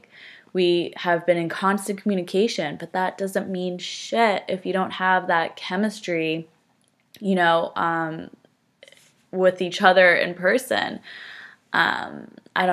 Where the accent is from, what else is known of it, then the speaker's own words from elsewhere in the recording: New Jersey, United States; now in Stamford, United States; So I am from Northern New Jersey. No accent, hopefully. I went to school at Fairfield University, which is in Connecticut.